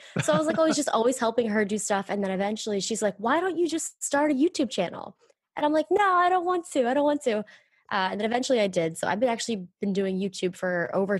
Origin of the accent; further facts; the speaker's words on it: Pennsylvania, United States; Well, I'm originally from Pennsylvania, like 45 minutes south of Pittsburgh, Pennsylvania. So I grew up there.